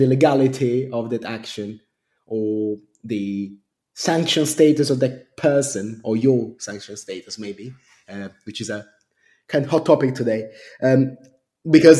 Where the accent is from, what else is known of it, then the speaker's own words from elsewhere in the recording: Rome, Lazio, Italy; moved away as an adult; now in London, United Kingdom; I grew up in Rome, which is in Italy, and my parents were both architects